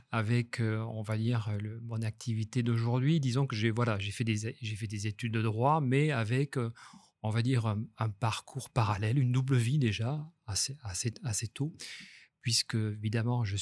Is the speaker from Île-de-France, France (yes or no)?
no; Toulouse, Occitania, France; now in Nice, France; J'ai des racines toulousaines par mon père et égyptiennes par ma mère. Et puis, depuis, j'étais partagé dès l'enfance entre, Toulouse et Nice.